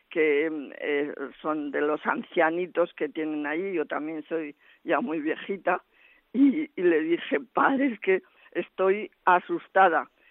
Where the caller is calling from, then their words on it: Zaragoza, Aragon, Spain; de Zaragoza